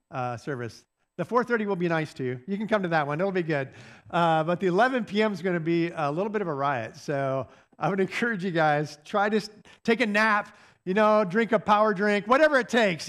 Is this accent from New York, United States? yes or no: no; Michigan, United States; now in Indiana, United States; this is my, my hometown. And I will tell you, I am a product of, of my hometown